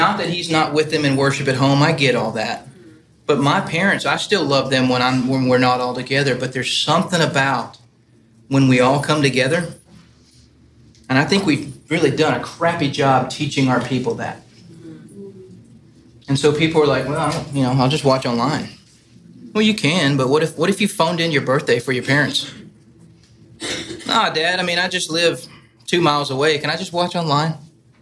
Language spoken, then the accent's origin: English; Nashville, Tennessee, United States; moved away as an adult; also born or lived in Buffalo, New York / North Port, Florida; I'm born and raised in Nashville